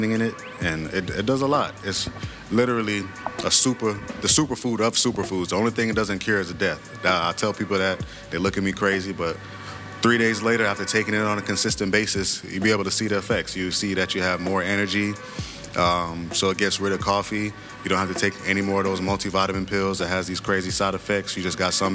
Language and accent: English; Hollywood, Florida, United States; moved away; also born or lived in Jamaica / College Park, Georgia; I was born in Florida, Hollywood, Florida, but the rest of my family is from Jamaica